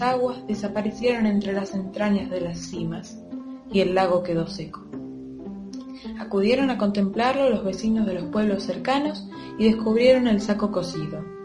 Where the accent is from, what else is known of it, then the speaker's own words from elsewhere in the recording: Buenos Aires, Argentina; soy de Capital Federal